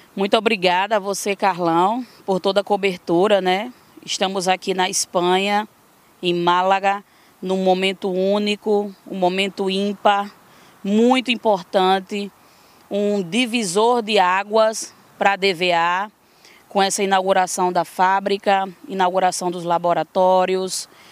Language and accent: Portuguese; Florânia, Rio Grande do Norte, Brazil; also born or lived in Mossoró, Rio Grande do Norte; eu sou nascida em Florânia, uma pequena cidade no Rio Grande do Norte